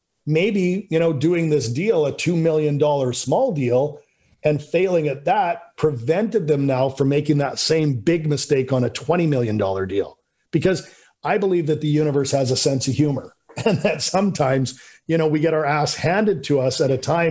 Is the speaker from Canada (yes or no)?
yes; Canada; I'm just a guy from Canada, you know, grew up middle class